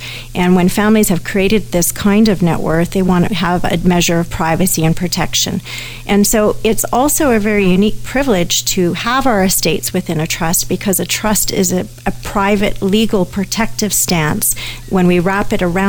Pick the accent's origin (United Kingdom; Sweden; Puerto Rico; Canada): Canada; Even though I'm a Canadian, America has different legal systems than we do, as everyone knows. And so all of a sudden, I've put my own Canadian estate in jeopardy